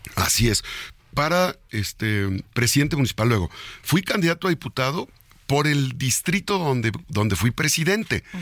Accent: Puebla, Mexico; yo soy poblano

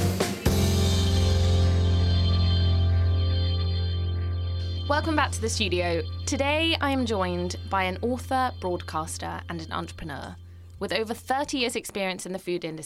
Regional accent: Norfolk, East of England, United Kingdom; I'm a Norfolk girl.

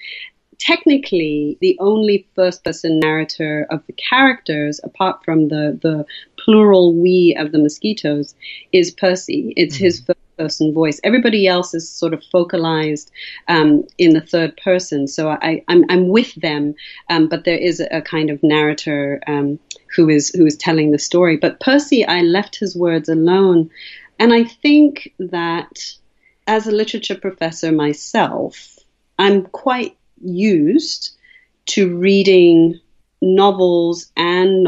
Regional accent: Zambia; growing up in Zambia as a mixed-race Zambian person

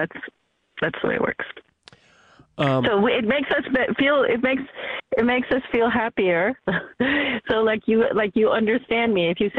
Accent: United States; I grew up in America.

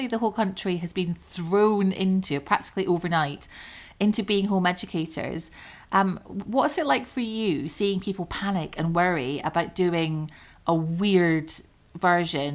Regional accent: Scotland, United Kingdom; moved away; I grew up in Scotland where it's very, very similar

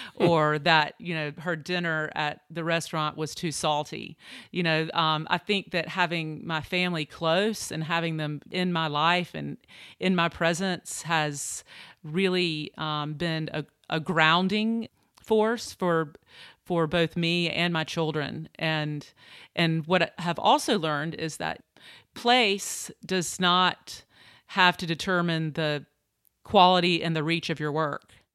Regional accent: Eastern North Carolina, United States; moved away as an adult; also born or lived in New York; I grew up in Eastern North Carolina

